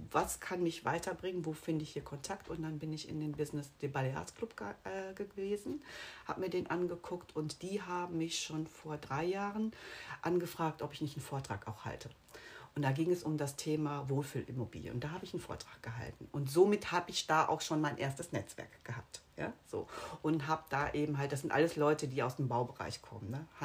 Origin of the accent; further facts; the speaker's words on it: Bonn, North Rhine-Westphalia, Germany; Ich komme aus dem Rheinland.